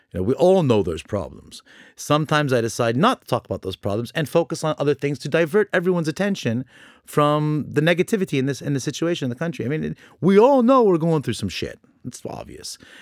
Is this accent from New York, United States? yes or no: no; Orange County, California, United States; born or raised there; now in Lebanon